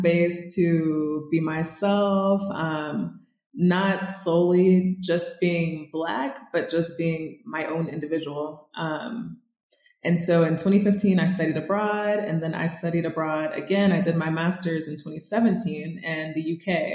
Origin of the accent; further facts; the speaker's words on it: Charlotte, North Carolina, United States; moved away as an adult; also born or lived in Brighton, England; now in Mexico City, Mexico; So I'm from Charlotte, North Carolina, originally